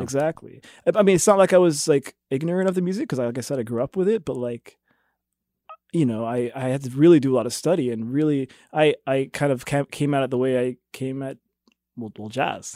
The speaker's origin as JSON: {"language": "English", "town": "Jefferson City", "region": "Missouri", "country": "United States", "tie": "born or raised there", "said": "I grew up in Jefferson City"}